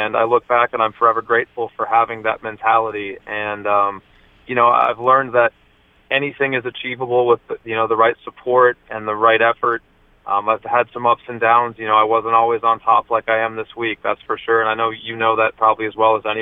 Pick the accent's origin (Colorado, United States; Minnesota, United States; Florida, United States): Minnesota, United States; moved away as an adult; also born or lived in Nebraska; growing up in Minnesota, which is home for me